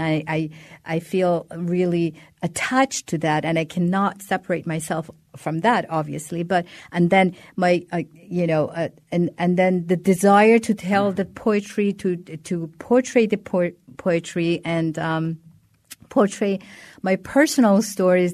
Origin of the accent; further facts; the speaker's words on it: Iran; now in United States; as a person migrated, migrated from another country, you always feel that kind of shift that this is the time that I am Iranian, now I'm American